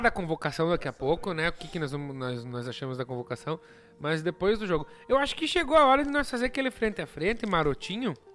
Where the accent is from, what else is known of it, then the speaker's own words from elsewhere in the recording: Brazil; eu sou brasileiro